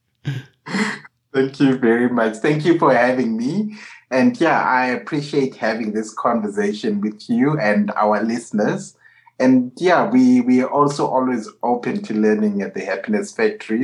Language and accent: English; Harare, Zimbabwe; coming from my home country mm. of Harare, Zimbabwe.